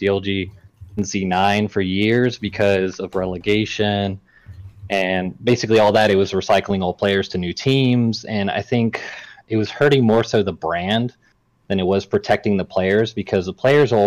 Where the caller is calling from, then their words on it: Mobile, Alabama, United States; I'm calling from Mobile, Alabama.